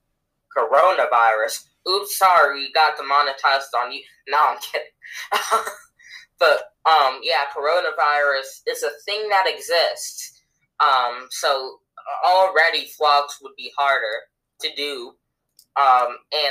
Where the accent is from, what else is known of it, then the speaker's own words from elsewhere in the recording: United States; we're American